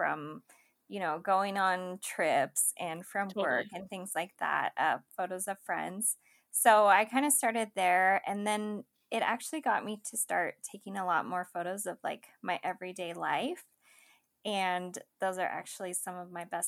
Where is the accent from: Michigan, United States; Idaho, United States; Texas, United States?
Idaho, United States; moved away as an adult; also born or lived in San Diego, California; I'm originally from Idaho